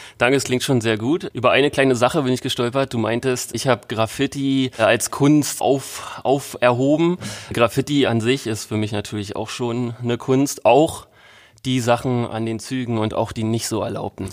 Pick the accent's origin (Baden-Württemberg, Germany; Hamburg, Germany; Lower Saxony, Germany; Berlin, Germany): Berlin, Germany; in Berlin wenn man in den 90ern groß geworden ist wie ich